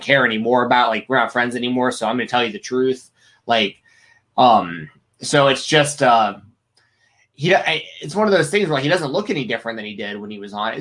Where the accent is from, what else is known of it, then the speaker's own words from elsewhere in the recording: Atlanta, Georgia, United States; I grew up in Atlanta, right. Goldberg country